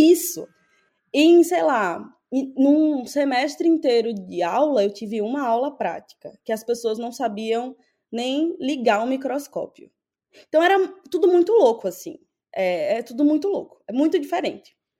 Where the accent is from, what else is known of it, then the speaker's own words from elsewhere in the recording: Natal, Rio Grande do Norte, Brazil; moved away as an adult; also born or lived in São Paulo / England; now in United States; eu sou de Natal, uma cidade pequena